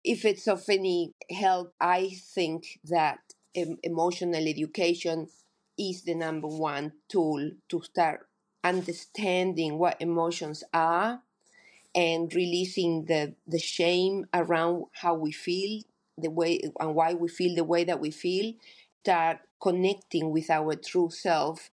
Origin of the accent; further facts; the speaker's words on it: Argentina; moved away as an adult; now in New Zealand; I grew up in Argentina